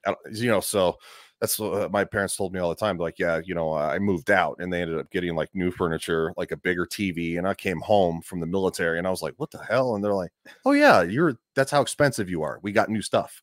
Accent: Colorado, United States; moved away as an adult; also born or lived in Florida; I'm from Colorado. I, I, I lived in Florida for the last eleven years

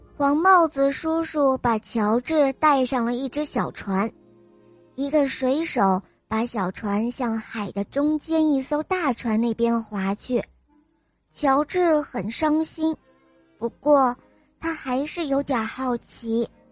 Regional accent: Xi'an, Shaanxi, China; 今年我四岁，伴了我来自西安

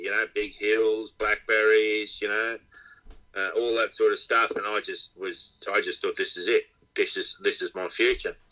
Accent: Inverell, New South Wales, Australia; moved away as an adult; I'm from Inverell. I was born in Inverell, and I went away for I was here for 20 years, and then went away for 20 odd years, and I've been back for about 20 years.

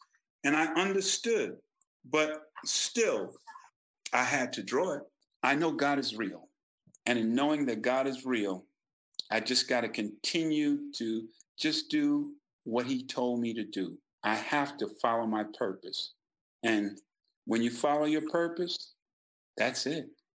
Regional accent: South Carolina, United States; We came from South Carolina, and Mama knew what was going on in South Carolina.

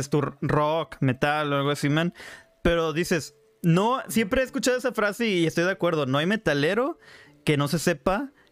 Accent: Mexico; Como cualquier, como buen mexicano de una colonia este, de este, acá ruda, güey.

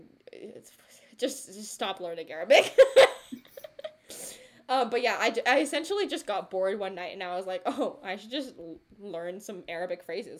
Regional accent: India; first language Telugu; English is a second language; so my mother tongue is Telugu, right? And, like, yes, I can speak and understand it. Can I read it? No. Can I write it? No.

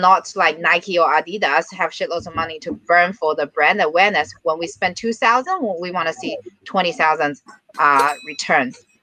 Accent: China; moved away as an adult; now in Singapore; I'm from China.

